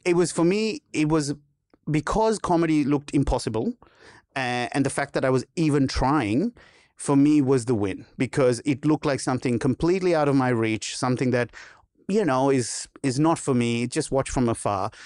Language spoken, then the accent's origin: English; Sri Lanka; moved away as an adult; now in Australia; growing up in Sri Lanka